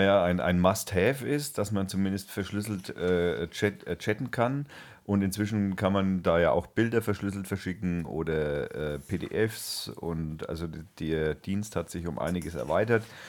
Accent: Germany; bei uns in Deutschland

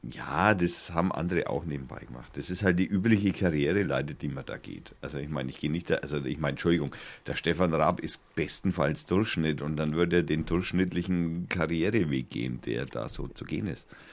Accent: Germany; ich bin ja Deutscher

